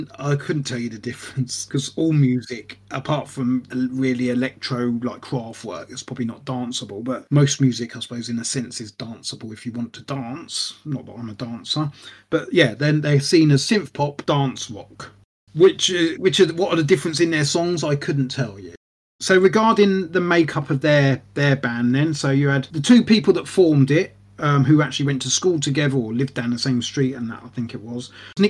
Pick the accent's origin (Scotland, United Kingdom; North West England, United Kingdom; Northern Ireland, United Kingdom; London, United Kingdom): London, United Kingdom; We're from London, hence the Blitz Club.